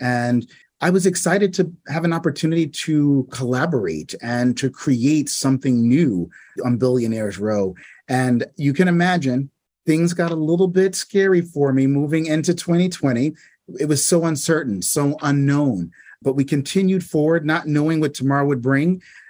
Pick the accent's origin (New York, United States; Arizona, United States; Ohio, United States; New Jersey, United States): New York, United States; Growing up in New York, my parents thought it was really important to expose me and my brother to several, you know, different things within the arts and to really learn about our city.